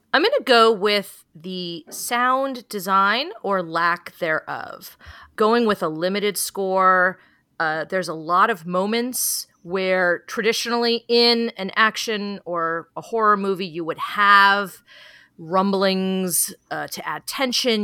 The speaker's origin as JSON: {"language": "English", "town": "San Francisco", "region": "California", "country": "United States", "tie": "born or raised there", "said": "I grew up in San Francisco"}